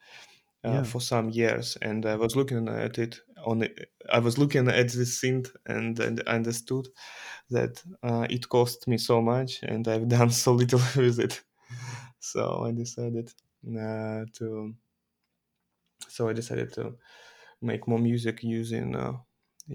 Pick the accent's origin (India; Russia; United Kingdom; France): Russia; I'm from Russia